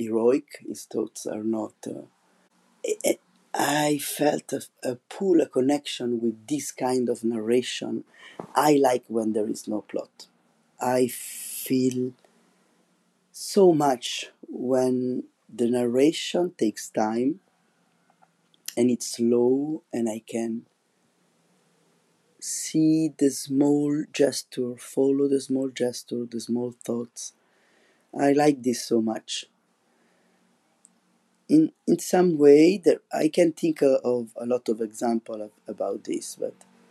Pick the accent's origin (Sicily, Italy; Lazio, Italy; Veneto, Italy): Lazio, Italy; Rome; English is a second language; moved away as an adult; now in La Rochelle, France; Rome, which it's my hometown